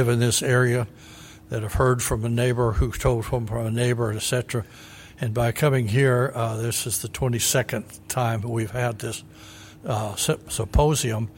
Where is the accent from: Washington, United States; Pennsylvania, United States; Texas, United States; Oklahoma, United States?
Texas, United States; El Paso; moved away as an adult; also born or lived in Pecos, Texas; now in Bell County, Texas, United States; growing up in West Texas, you know, I went to high school in El Paso